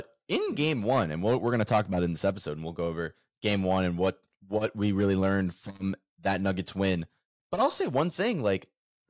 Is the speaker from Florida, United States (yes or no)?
yes; Florida, United States; also born or lived in Orlando; we're from Florida. We live in Orlando.